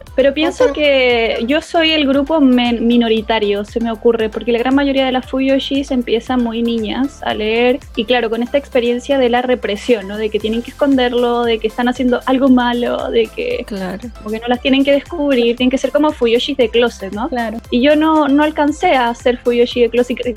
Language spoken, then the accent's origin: Spanish; Chile; moved away as an adult; now in Argentina; Yo soy chilena, pero vivo en Argentina hace como unos cuatro o cinco años